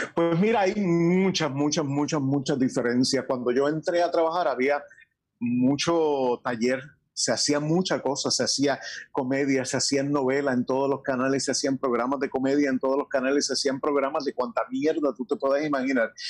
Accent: Añasco, Puerto Rico; also born or lived in New York; tengo más años vividos en Añasco que en Estados Unidos

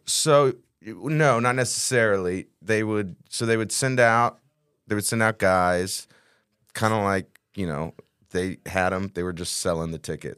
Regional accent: Texas, United States; I've lived in Texas my whole life

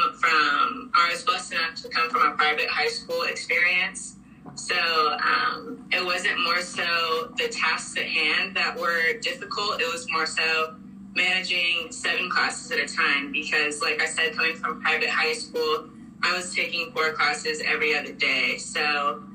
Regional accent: Orange, California, United States; moved away as an adult; now in Columbus, United States; I'm from California

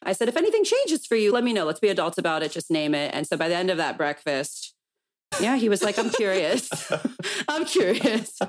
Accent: Calabasas, California, United States; growing up in Calabasas.

